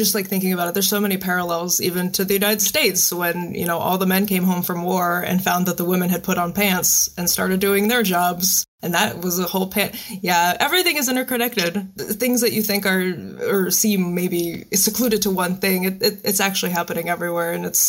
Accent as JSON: {"language": "English", "country": "Moldova", "moved": "yes", "said": "I'm an immigrant from Moldova, actually. So I was raised on films specifically from the 60s. That's what my parents grew up on. That's what we brought over."}